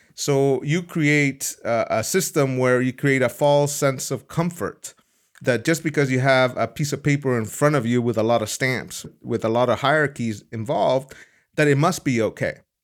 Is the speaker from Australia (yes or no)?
no; El Salvador; now in Amsterdam, Netherlands; I was born in El Salvador